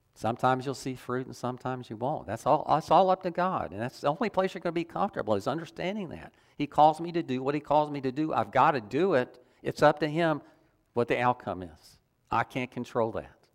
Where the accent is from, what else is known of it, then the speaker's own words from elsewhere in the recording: the South, United States; I grew up in the South